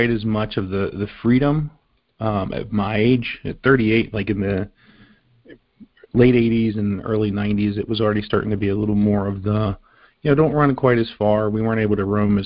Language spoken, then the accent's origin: English; southern West Virginia, United States; now in Pittsburgh, United States; I grew up in southern West Virginia